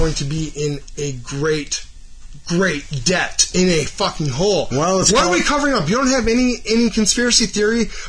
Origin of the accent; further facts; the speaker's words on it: Cleveland, Ohio, United States; I'm from Cleveland.